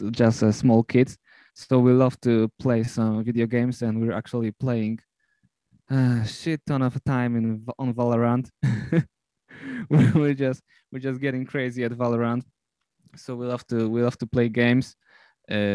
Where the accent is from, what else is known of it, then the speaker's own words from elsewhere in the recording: Poland; I'm from Poland